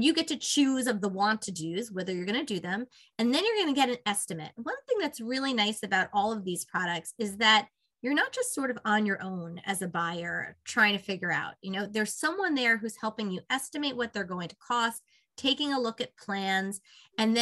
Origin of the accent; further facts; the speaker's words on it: Northeast, United States; moved away as an adult; also born or lived in Virginia; I'm from the Northeast originally, so I'm excited. I live in Westchester, and I'm excited to be back home